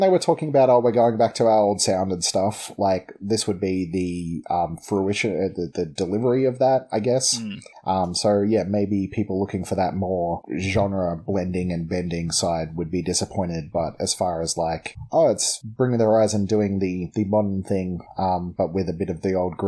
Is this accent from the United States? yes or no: no; Melbourne, Victoria, Australia; we're from Melbourne